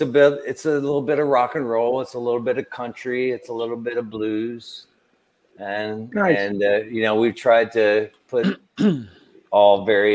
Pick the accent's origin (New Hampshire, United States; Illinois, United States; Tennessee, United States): Tennessee, United States; I grew up in Tennessee.